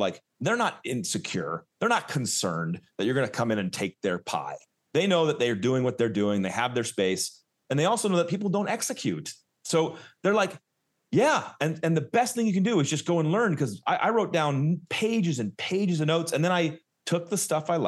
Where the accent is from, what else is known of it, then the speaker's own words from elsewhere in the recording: Southern California, United States; also born or lived in Oakland, California; I'm from SoCal.